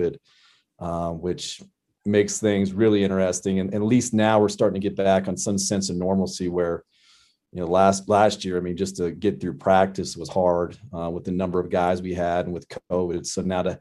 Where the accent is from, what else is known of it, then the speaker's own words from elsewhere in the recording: Denver, Colorado, United States; moved away as an adult; now in Wyoming, United States; I grew up in Colorado, grew up in North Denver